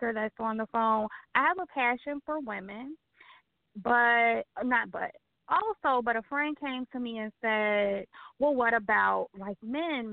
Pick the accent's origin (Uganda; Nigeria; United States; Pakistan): United States; Chicago, Illinois; I'm born and raised in Chicago, Illinois